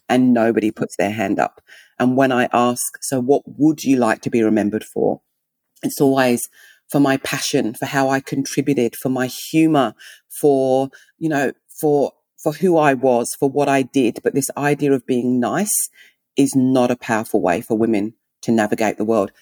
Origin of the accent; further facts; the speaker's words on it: England, United Kingdom; accent: English; also born or lived in Nigeria (heritage); now in Melbourne, Australia; I'm English